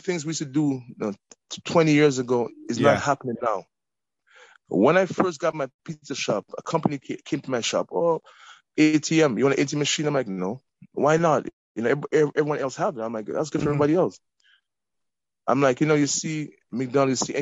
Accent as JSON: {"language": "English", "town": "Toronto", "region": "Ontario", "country": "Canada", "tie": "born or raised there", "said": "I grew up in Eglinton"}